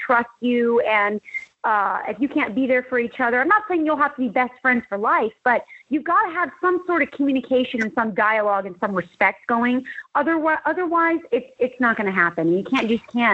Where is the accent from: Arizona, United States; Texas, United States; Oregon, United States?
Arizona, United States; Scottsdale; I grew up in Scottsdale, Arizona